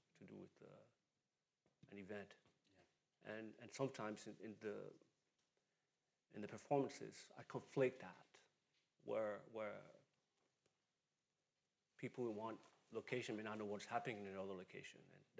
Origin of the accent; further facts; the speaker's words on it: Benin City, Edo, Nigeria; being born and raised in Benin City